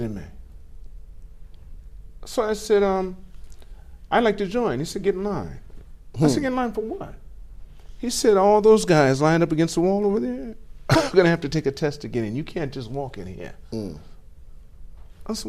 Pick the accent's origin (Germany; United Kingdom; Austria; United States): United States; Los Angeles, California; I'm from Los Angeles